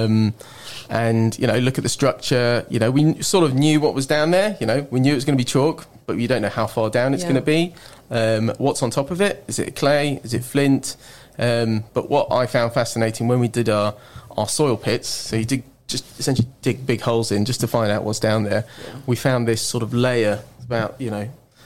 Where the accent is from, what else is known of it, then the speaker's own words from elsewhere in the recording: Reading, South East England, United Kingdom; also born or lived in France; now in Marlow, United Kingdom; I'm from the Thames Valley, born in Reading